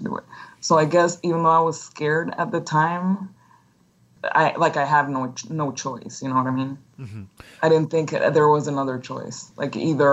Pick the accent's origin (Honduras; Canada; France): Honduras; Tegucigalpa, Francisco Morazán; English is a second language; moved away as an adult; also born or lived in Texas; I'm from Tegucigalpa, Honduras